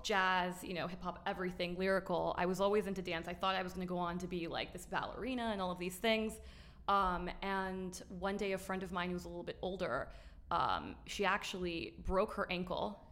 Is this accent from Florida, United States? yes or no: yes; Miami, Florida, United States; also born or lived in New York, United States; we moved to Miami